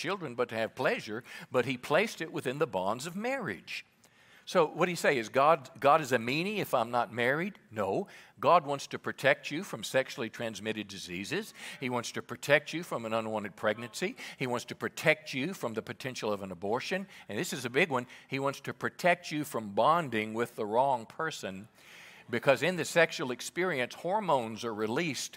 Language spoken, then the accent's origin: English; Mississippi, United States; moved away as an adult; also born or lived in California; I was raised in Mississippi in the Navy in California.